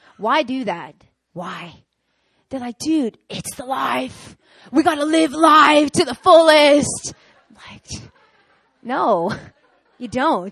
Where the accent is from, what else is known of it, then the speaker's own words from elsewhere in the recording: New York, United States; moved away as an adult; now in South Korea; I'm born and raised in New York